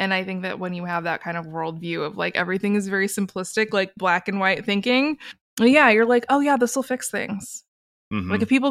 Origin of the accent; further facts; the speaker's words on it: Pacific Northwest, United States; I'm from the Pacific Northwest. Like, I was born eating pine needles off the ground.